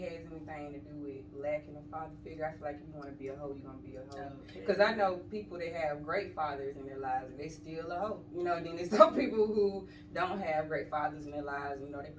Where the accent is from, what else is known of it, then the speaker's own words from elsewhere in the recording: Monroe, Georgia, United States; now in Decatur, United States; I grew up in Monroe, Georgia. Out in the country.